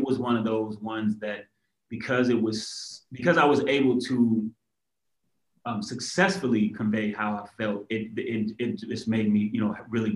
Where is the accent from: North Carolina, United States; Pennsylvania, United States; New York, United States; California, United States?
California, United States; Inglewood; I'm from Inglewood, California